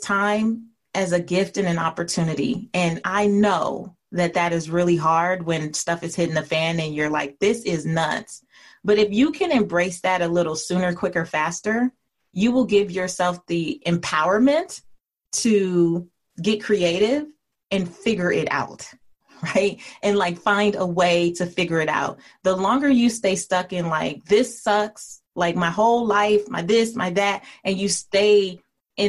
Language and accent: English; Los Angeles, California, United States; I grew up in an area called Leimert Park in South Central Los Angeles.